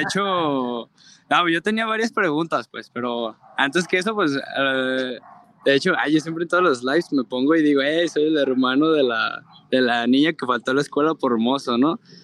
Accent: Zapopan, Jalisco, Mexico; soy de aquí, de Zapopan, Jalisco

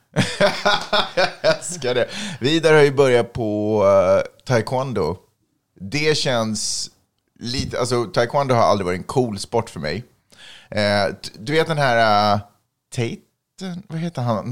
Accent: Sweden; now in Los Angeles, United States; jag är från Sverige

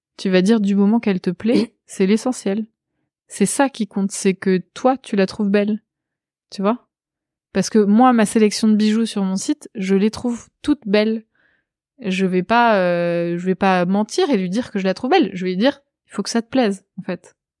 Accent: Pyla-sur-Mer, Nouvelle-Aquitaine, France; moved away; dans ma ville natale, le Pilat-sur-Mer

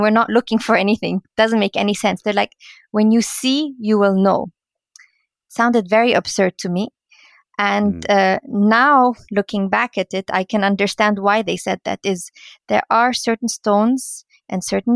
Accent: Cairo, Cairo Governorate, Egypt; moved away as an adult; also born or lived in London, United Kingdom; now in Munich, Germany; I grew up in Cairo and moved to London because my brother lived in London

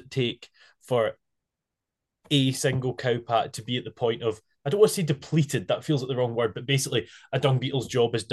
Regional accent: Isle of Arran, Scotland, United Kingdom; I was from the Isle of Arran

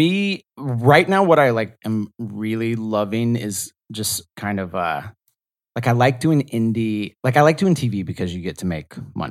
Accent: the South, United States; I'm from the South, so I could judge your Southern accent.

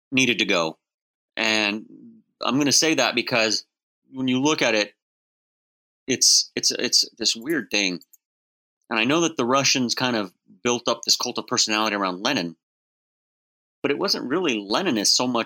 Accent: Texas, United States; I said I'm from Texas. People were like, "You're not from Texas," and I'm like, yeah, I I think I know where I'm from. I'm from Texas. And they're like, no, you don't have a Texas accent.

